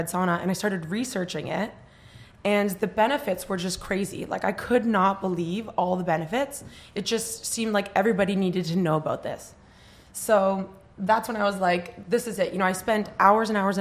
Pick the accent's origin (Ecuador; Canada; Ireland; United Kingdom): Canada; now in New York, United States; I'm from Canada, and I've been in New York for 10 years